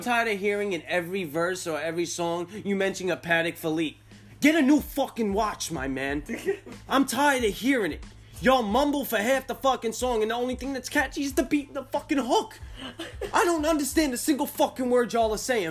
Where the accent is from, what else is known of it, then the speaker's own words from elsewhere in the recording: Northeast, United States; I'm from the Northeast